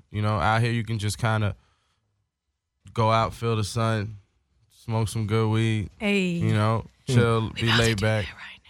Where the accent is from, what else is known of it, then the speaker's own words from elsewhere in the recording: New York, United States; now in Los Angeles, United States; I'm from New York, so I'm biased.